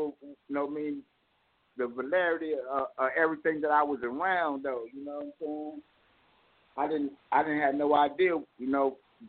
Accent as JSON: {"language": "English", "town": "Richmond", "region": "California", "country": "United States", "tie": "born or raised there", "also_born_or_lived": "Mississippi", "accent": "country twang", "said": "But then I was raised in Richmond, so my slang, my lingo is a little bit different"}